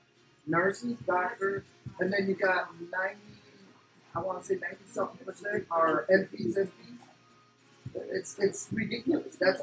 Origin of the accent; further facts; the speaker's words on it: San Antonio, Texas, United States; also born or lived in Chicago; I was born here in San Antonio. After, I want to say, I was like 3-4 years old, we ended up moving to Chicago